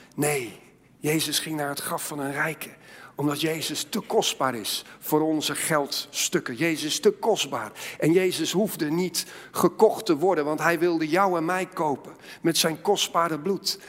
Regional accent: Netherlands; als Nederlanders

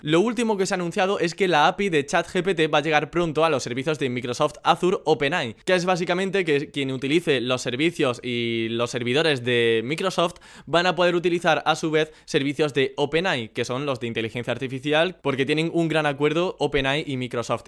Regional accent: Andalusia, Spain; los vagos somos los andaluces

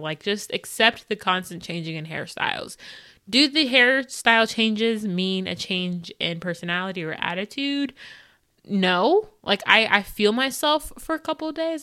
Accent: United States; I like most about being an American is that I am privileged in the sense that it's not that bad for me

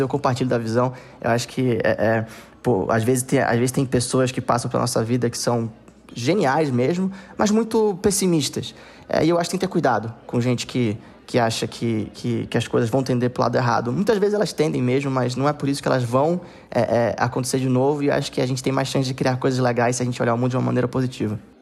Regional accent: Manaus, Amazonas, Brazil; moved away; also born or lived in Southeast Brazil; Eu nasci é, e cresci em Manaus

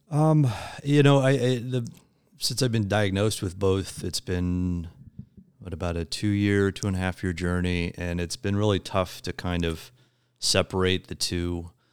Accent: Midwest, United States; moved away as an adult; also born or lived in West Coast; I, um, was born and raised in the Midwest, uh, and eventually moved out to the West Coast

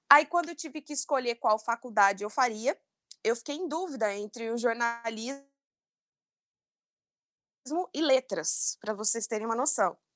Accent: São João da Boa Vista, São Paulo, Brazil; now in São Paulo, Brazil; Estou em São Paulo há quase 10 anos, vim do interior de São João da Boa Vista.

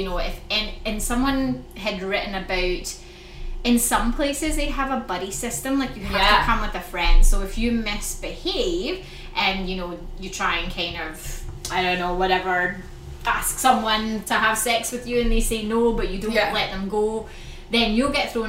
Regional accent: Scotland, United Kingdom; I grew up in Scotland, and I would say the UK is, like, even more

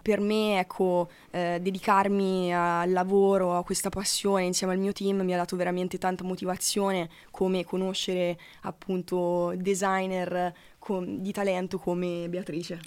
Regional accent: Sansepolcro, Tuscany, Italy; sono eh. di origine toscana e sono nata a Sansepolcro

